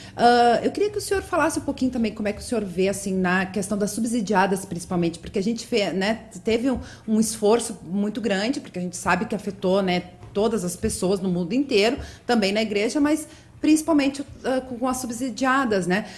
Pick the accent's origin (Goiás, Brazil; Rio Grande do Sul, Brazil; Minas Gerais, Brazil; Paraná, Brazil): Rio Grande do Sul, Brazil; sou gaúcha, já falo troteando